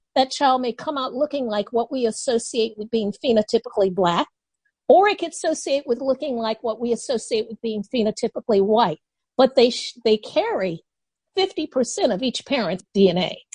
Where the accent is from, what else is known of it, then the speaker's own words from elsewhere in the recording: Chicago, Illinois, United States; I grew up in Henry Horner Projects right next to the Chicago Bulls Stadium